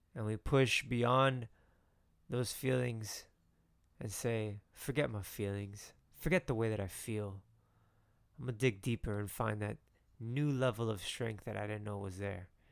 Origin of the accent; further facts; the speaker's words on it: Miami, Florida, United States; I'm from Miami